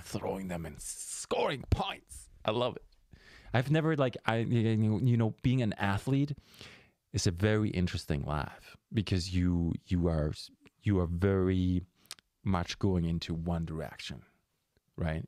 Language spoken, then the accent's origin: English; Germany; moved away; I'm from Germany